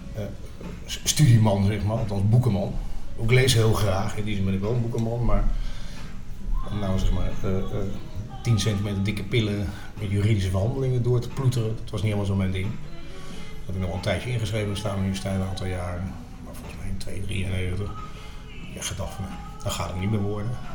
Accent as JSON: {"language": "Dutch", "town": "Lichtenvoorde", "region": "Gelderland", "country": "Netherlands", "tie": "born or raised there", "also_born_or_lived": "Enschede", "moved": "as an adult", "lives_now": "Leiden, Netherlands", "said": "ik ben inderdaad opgegroeid in de Achterhoek"}